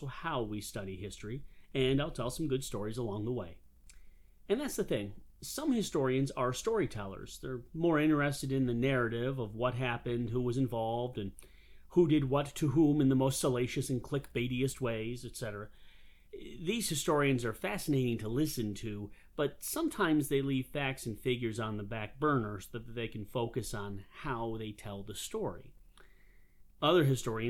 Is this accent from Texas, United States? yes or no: no; Western New York, United States; now in South Carolina, United States; I'm originally from Western New York, but for many years now, I have made my home in the great state of South Carolina